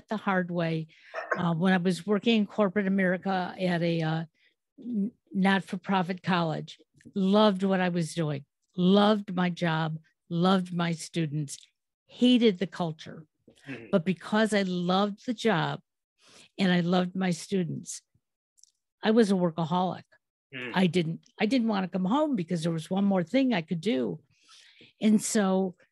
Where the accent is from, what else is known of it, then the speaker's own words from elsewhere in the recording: Detroit, Michigan, United States; I'm from Motown.